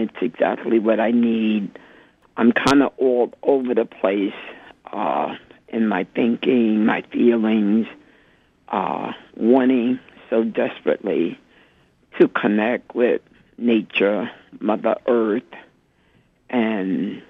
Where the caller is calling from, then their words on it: New York, United States; Hello, I'm calling from Spanish Harlem. Mm-hmm. I'm a black woman in my 70s